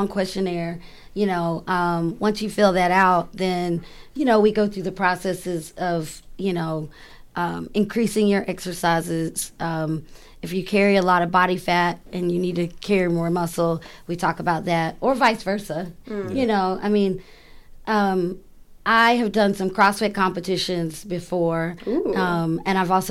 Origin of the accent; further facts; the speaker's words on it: the South, United States; I'm from the South